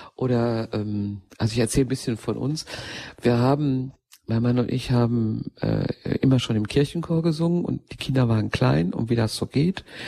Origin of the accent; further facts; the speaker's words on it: Ruhr area, North Rhine-Westphalia, Germany; ich stamme ja mitten aus dem Ruhrgebiet